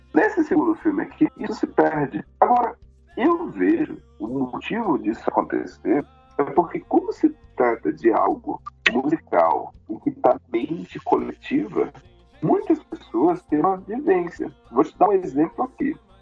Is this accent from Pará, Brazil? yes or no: yes; Pará, Brazil; moved away; also born or lived in São Luís, Maranhão; eu sou do Pará, mas eu, a minha juventude foi em São Luís do Maranhão